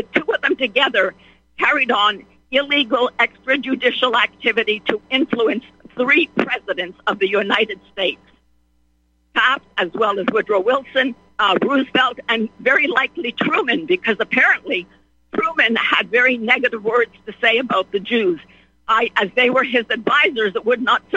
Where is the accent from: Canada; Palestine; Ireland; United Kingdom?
Palestine; Bethlehem, West Bank; moved away; I was born in Bethlehem, baptized in the Church of the Nativity